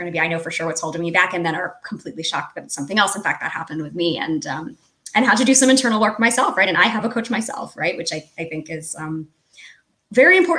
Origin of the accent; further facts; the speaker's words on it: United States; as an American